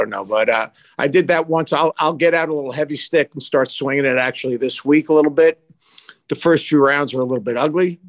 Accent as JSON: {"language": "English", "area": "Long Island", "region": "New York", "country": "United States", "tie": "born or raised there", "said": "when I was growing up in Long Island at Lake Success Golf Club"}